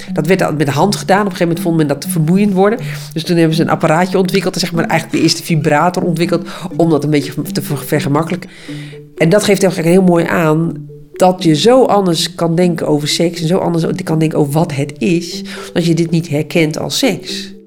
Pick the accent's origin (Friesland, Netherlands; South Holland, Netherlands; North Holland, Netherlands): Friesland, Netherlands; uit dezelfde uh, streek